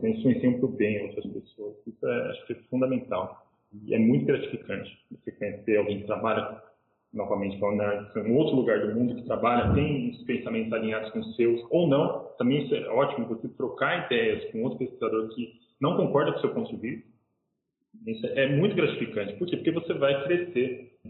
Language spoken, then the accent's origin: Portuguese; São Paulo, Brazil; eu vim de São Paulo, quem teve a oportunidade de comer pizza talvez saiba o que estou falando